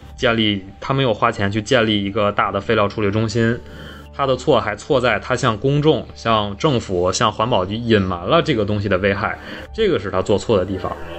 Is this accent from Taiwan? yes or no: no; Northeast China, China; 我们东北人